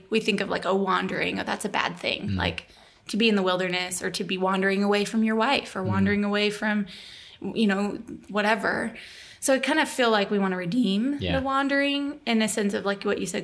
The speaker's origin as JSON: {"language": "English", "town": "Tacoma", "region": "Washington", "country": "United States", "moved": "as an adult", "lives_now": "Texas, United States", "said": "I moved from Tacoma to Texas to do the internship where we met, I ended up moving back home"}